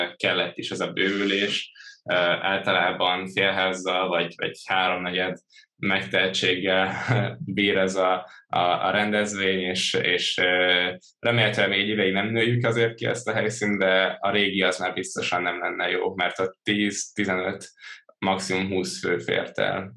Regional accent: Törökbálint, Pest, Hungary; also born or lived in Budapest; Budapesten születtem, Török Bálinton nőttem fel

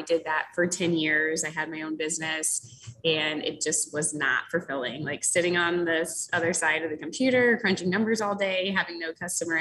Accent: Florida, United States; now in Rochester, Michigan, United States; I'm from Florida originally, so most of my friends and family are in Florida

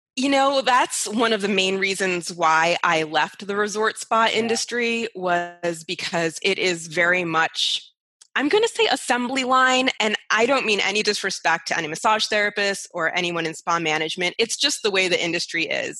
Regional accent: Rochester, New York, United States; moved away as an adult; now in Las Vegas, United States; I am originally from Rochester, New York, which uh, is closer to Canada than it is to New York City, hence the accent.

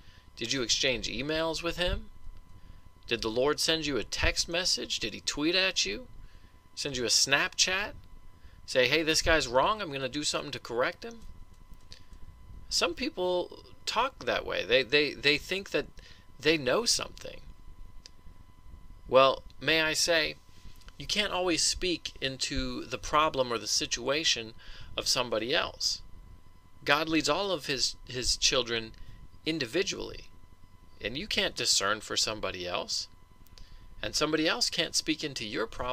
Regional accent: Colorado, United States; growing up in Colorado

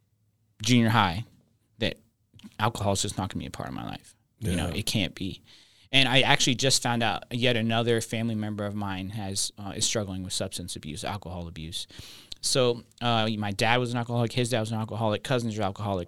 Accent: Reno, Nevada, United States; moved away; I grew up in Reno, Nevada, the beautiful city of Reno, Nevada.

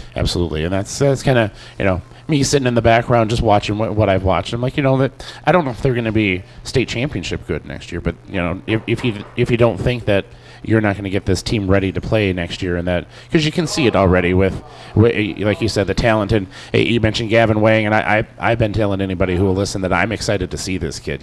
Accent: Delano, Minnesota, United States; now in Annandale, United States; as a, a transplant myself, I grew up in Delano and ended up moving up here

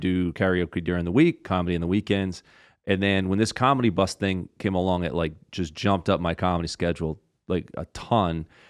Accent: Rhode Island, United States; I'm from Rhode Island and how I talk

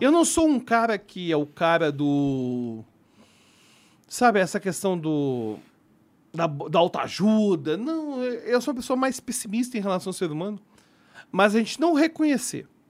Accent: Belo Horizonte, Minas Gerais, Brazil; eu sou de Belo Horizonte

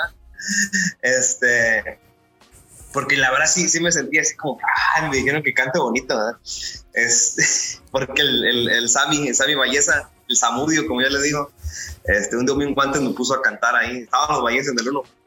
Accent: Mexico City, Mexico; soy nacido en la Ciudad de México

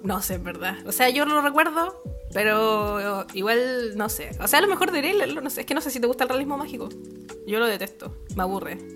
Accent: Puente Alto, Santiago Metropolitan Region, Chile; moved away as an adult; Yo nunca salí de Puente Alto. salí de Puente Alto para irme a otro país.

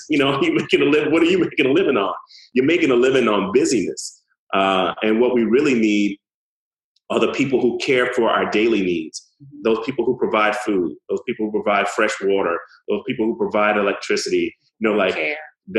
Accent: Utica, United States; as a child growing up in Utica

